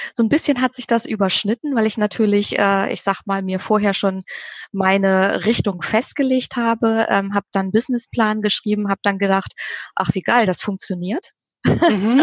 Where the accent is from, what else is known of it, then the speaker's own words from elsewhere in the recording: Bremen, Germany; moved away as an adult; now in Oldenburg, Germany; tatsächlich gebürtige Bremerin, bin tatsächlich Herzensbremerin immer geblieben, obwohl ich ähm, jetzt in Oldenburg wohne